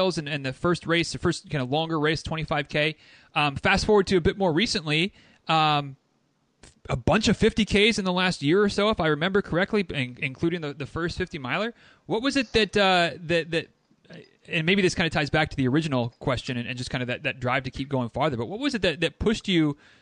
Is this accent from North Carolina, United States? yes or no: no; Michigan, United States; I'm from Michigan, but I'm kind of from like 5.5-6 hours away from Detroit.